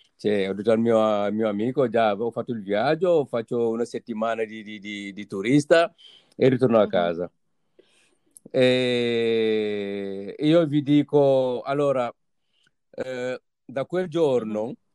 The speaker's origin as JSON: {"language": "Italian", "country": "Senegal", "moved": "as an adult", "lives_now": "Italy", "said": "sono partito dal Senegal"}